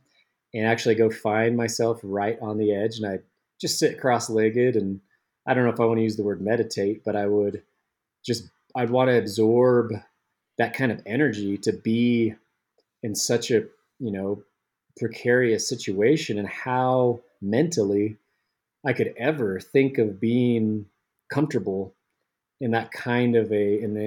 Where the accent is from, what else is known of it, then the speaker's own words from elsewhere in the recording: Salt Lake City, Utah, United States; growing up in Salt Lake City, Utah